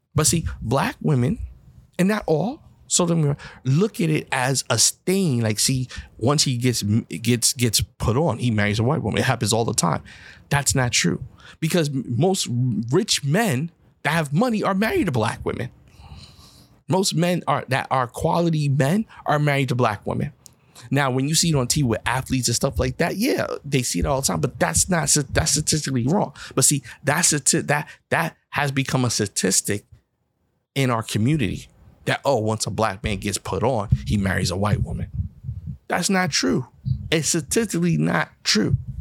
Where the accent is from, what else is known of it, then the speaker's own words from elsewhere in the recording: United States; when you're a black person in America, I can't hide and say I'm something else